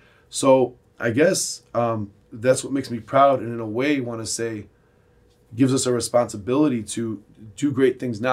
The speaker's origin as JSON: {"language": "English", "country": "United States", "said": "Yeah, I'm assimilated. I'm an American. And I'm not saying I'm a Chaldean."}